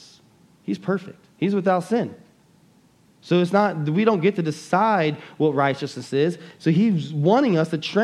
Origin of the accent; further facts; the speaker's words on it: United States; as an American Christians